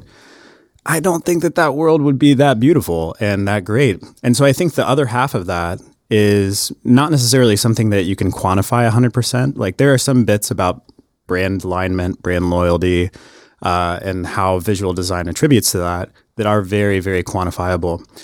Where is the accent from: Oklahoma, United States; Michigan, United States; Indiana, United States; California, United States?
Oklahoma, United States; Harrah; moved away; I'm actually from a, a tiny ass town called Hera, Oklahoma